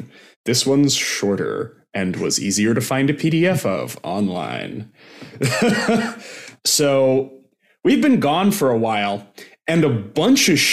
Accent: Bend, Oregon, United States; in my very hometown

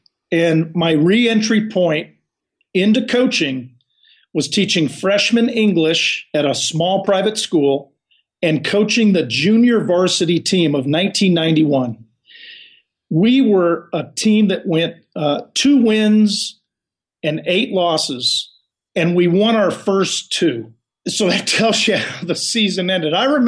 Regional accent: Los Angeles, California, United States; moved away; I'm a kid from Los Angeles

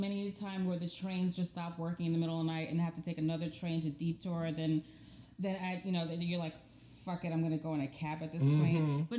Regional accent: New York City, New York, United States; I'm in the Bronx. I'm born and raised in the Bronx.

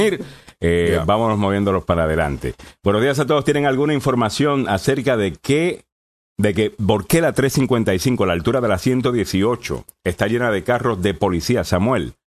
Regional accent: Puerto Rico; como, como puertorriqueño

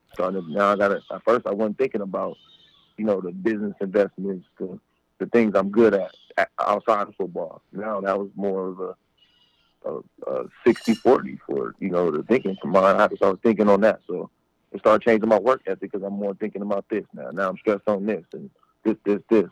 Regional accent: Compton, California, United States; also born or lived in Long Beach, California; I'm from Compton, California, born and raised

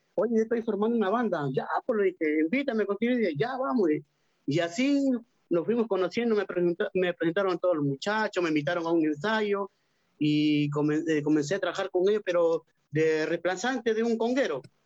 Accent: Peru; moved away as an adult; now in Santiago, Chile; yo soy peruano

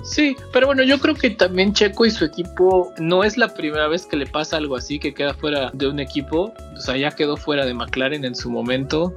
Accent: Mexico

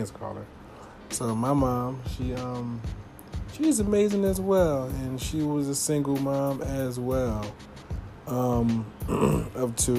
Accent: Philadelphia, Pennsylvania, United States; I'm from Philly

